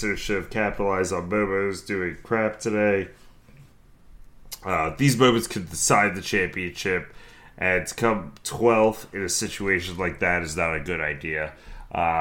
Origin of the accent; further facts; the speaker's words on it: New Jersey, United States; I'm from New Jersey